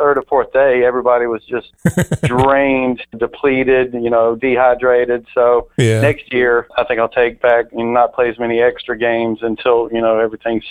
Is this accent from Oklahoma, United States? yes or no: no; South Georgia, United States; also born or lived in North Carolina; I'm from South Georgia, so the humidity is extremely high there